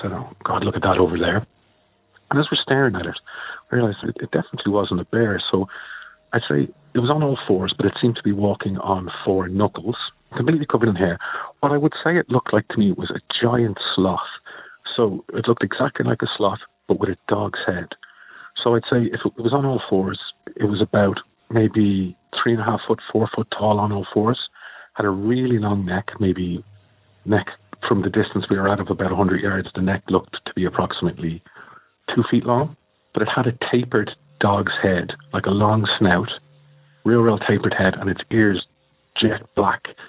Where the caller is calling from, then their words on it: Dublin, Leinster, Ireland; I'm calling from Dublin in Ireland.